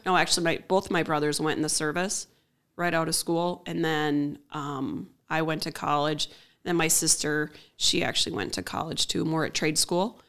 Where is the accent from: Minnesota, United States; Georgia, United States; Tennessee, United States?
Minnesota, United States; Willmar; also born or lived in Raymond, Minnesota / Grove City, Minnesota / Dassel, Minnesota / Lake Lillian, Minnesota; Right here in Wilmer, Minnesota.